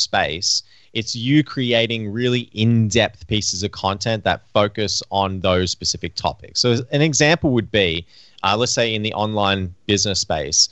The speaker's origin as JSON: {"language": "English", "country": "Australia", "tie": "born or raised there", "moved": "yes", "lives_now": "Vancouver, Canada", "said": "growing up in Australia"}